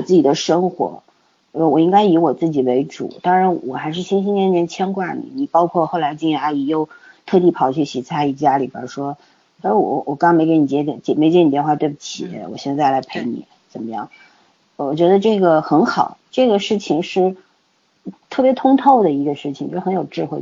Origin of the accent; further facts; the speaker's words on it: China; 我们中国人